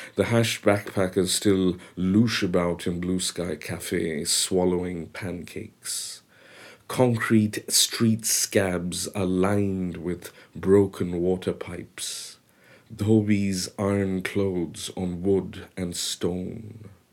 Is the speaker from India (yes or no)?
yes; Mumbai, Maharashtra, India; first language Bengali; English is a second language; moved away as an adult; also born or lived in Kolkata, India / United States; now in London, United Kingdom; I spent the next years, eight years in Bombay